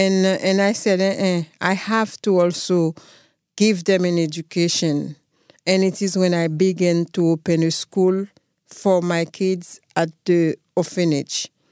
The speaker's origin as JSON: {"language": "English", "country": "Haiti", "tie": "born or raised there", "said": "I come from a village named Damascene. It's a small village with about five thousand people. My dad is a farmer"}